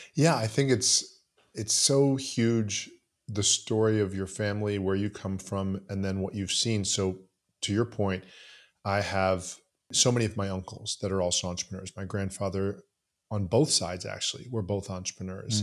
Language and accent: English; Southeast Florida, United States; also born or lived in Canada; I grew up in Southeast Florida